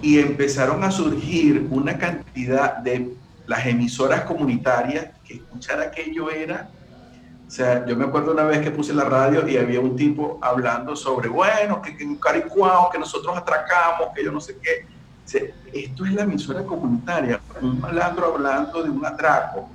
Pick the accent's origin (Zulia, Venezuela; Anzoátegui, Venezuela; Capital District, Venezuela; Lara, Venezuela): Zulia, Venezuela; Maracaibo; moved away as an adult; now in Costa Rica; Soy maracucho